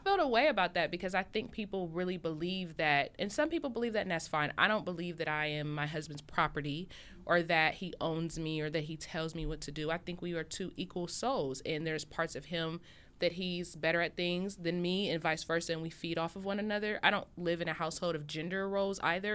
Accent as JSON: {"language": "English", "town": "Columbus", "region": "Ohio", "country": "United States", "moved": "as an adult", "lives_now": "California, United States", "said": "I'm originally from Columbus, Ohio. I've been living in Cali for six years"}